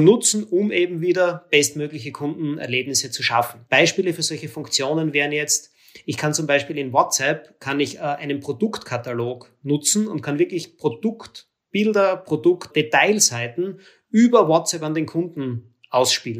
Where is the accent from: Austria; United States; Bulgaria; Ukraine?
Austria; für mich als Österreicher